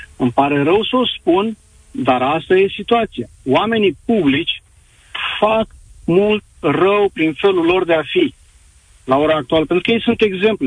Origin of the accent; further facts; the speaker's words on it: Constanța, Constanța County, Romania; sunt din Constanța, aici în Constanța